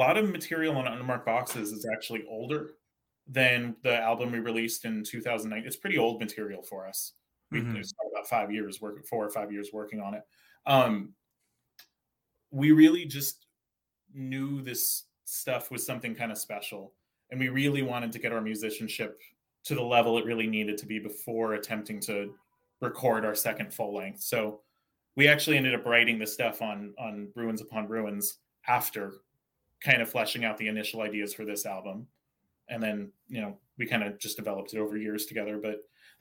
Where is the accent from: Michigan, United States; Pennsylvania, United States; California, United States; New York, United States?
California, United States; Santa Cruz; now in Bay Area, United States; I grew up in Santa Cruz, California